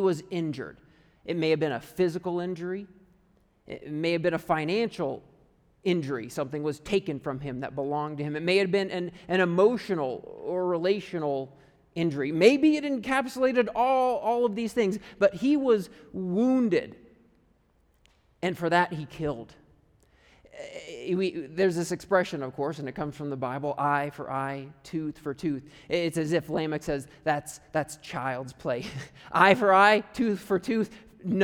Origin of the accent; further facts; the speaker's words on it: United States; moved away as an adult; also born or lived in Canada; I'm from America